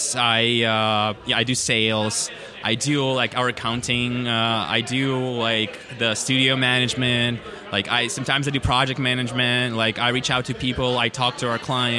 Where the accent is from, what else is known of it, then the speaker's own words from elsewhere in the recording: Ukraine; from Ukraine.